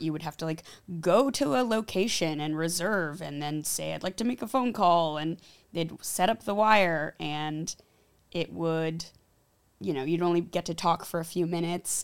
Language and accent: English; Los Angeles, California, United States; growing up in L